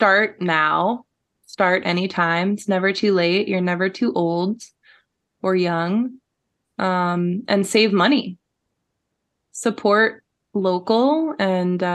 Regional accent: Florida, United States; now in Portland, United States; I'm originally from Florida

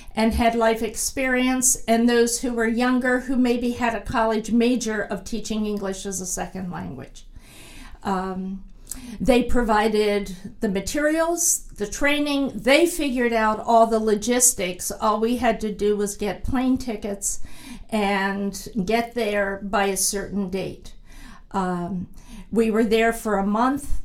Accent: Pennsylvania, United States; I grew up camping in the Pennsylvania woods

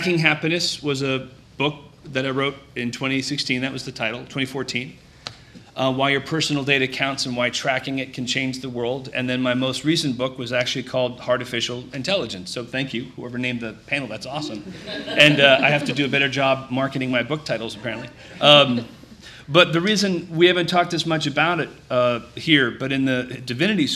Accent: Needham, Massachusetts, United States; I'm from Needham, Massachusetts

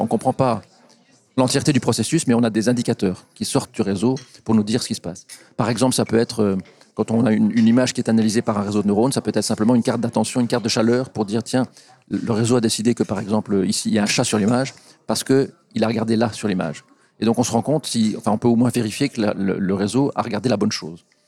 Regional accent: Belgium; ici chez nous en Belgique

